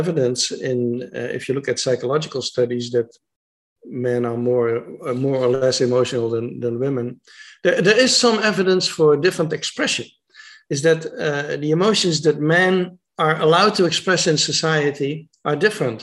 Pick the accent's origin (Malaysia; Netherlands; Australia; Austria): Netherlands; I'm from the Netherlands, of Dutch men